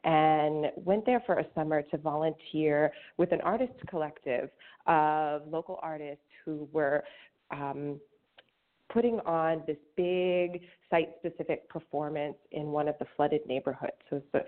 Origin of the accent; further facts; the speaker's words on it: outside of St. Louis, Missouri, United States; moved away; I grew up outside of St. Louis